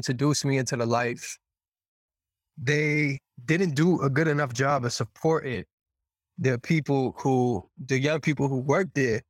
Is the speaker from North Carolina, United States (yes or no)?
no; Boston, Massachusetts, United States; I grew up in Boston.